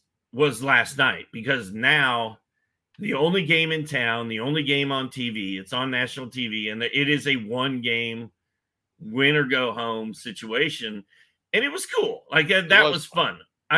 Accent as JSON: {"language": "English", "town": "Indianapolis", "region": "Indiana", "country": "United States", "said": "I'm from Indianapolis, so I'm sort of always been a Pacer fan, yeah."}